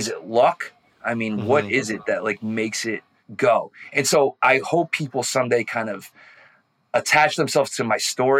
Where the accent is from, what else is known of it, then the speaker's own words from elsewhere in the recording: New York City, New York, United States; also born or lived in the South (college); I'm a New Yorker